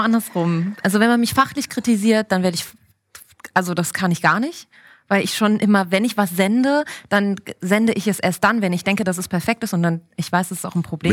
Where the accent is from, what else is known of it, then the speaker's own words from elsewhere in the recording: Cologne, North Rhine-Westphalia, Germany; ich komme aus Köln